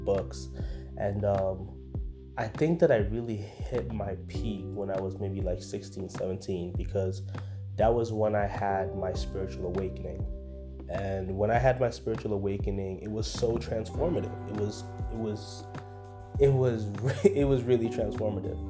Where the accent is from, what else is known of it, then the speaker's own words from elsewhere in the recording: Windsor, Ontario, Canada; also born or lived in Congo; I'm from Congo originally. I'm born in Congo within this lifetime. So I came from Congo, and then I came to Canada, which is where I reside. I live in Windsor, Canada. And I came here at the age of 5